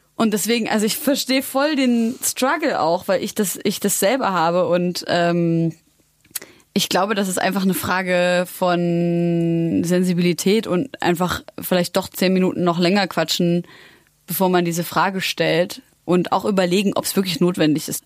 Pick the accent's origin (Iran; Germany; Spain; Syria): Syria; ich bin Syrerin.